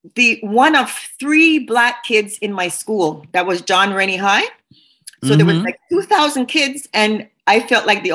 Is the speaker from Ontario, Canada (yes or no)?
no; Montreal, Quebec, Canada; I grew up on the West Island